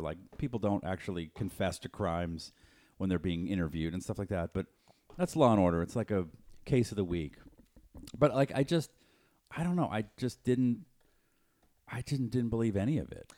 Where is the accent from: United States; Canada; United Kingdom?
United States; Boston, Massachusetts; moved away; I'm from Boston